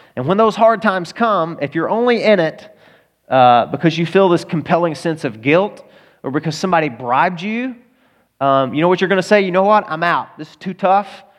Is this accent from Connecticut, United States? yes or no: no; Arkansas, United States; I'm from Arkansas